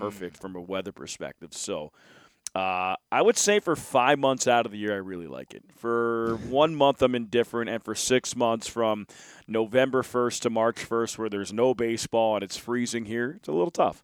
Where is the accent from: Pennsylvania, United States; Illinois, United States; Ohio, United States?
Pennsylvania, United States; Philadelphia; I grew up in Philadelphia